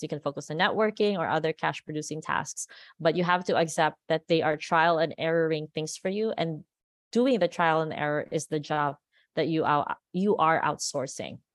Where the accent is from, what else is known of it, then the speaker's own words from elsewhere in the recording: Philippines; accent: Americanized; moved away as an adult; now in Las Vegas, United States; I grew up in the Philippines, and a lot of people are still surprised why we speak English like this. It's almost like, it's very Americanized